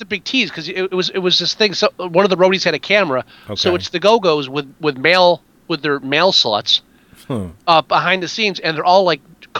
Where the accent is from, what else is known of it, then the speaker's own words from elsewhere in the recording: near Newark, New Jersey, United States; I grew up next to Newark. You know where we grew up in the area between Newark and East Orange. So yep. I'm from Jersey. I'm from North Jersey.